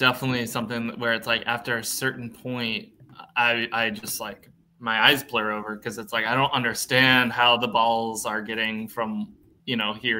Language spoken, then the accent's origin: English; New England, United States; Never knew they existed until I came down to school near Tampa, and I'm from the New England area.